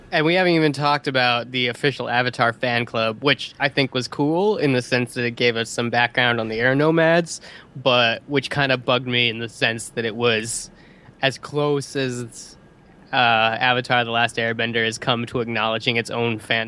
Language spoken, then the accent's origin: English; the West, United States; growing up in the West